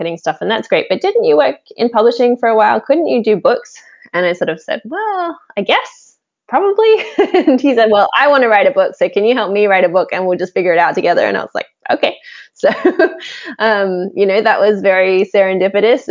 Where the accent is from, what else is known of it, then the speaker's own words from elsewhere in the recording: Australia; I grew up in Australia